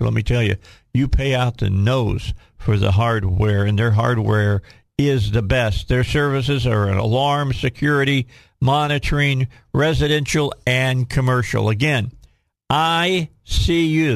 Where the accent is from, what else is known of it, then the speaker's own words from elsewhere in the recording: Chicago, Illinois, United States; now in Little Rock, United States; I grew up driving in Chicago